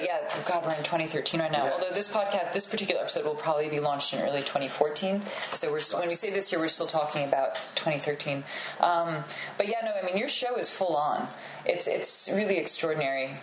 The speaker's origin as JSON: {"language": "English", "country": "United States", "also_born_or_lived": "England", "said": "as an American, I mean, I lived in England for a while"}